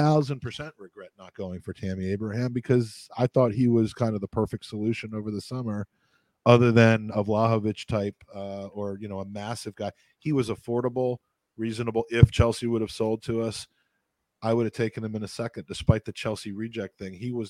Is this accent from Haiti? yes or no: no; Ireland; I'm an Irish guy.